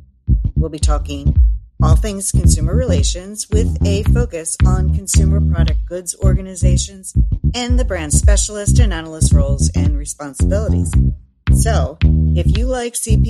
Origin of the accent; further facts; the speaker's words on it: Philadelphia, Pennsylvania, United States; my hometown of Philadelphia, Pennsylvania.